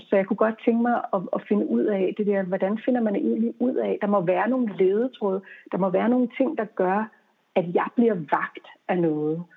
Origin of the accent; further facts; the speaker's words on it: Denmark; moved away as an adult; also born or lived in United States; der var jeg hjemme i Danmark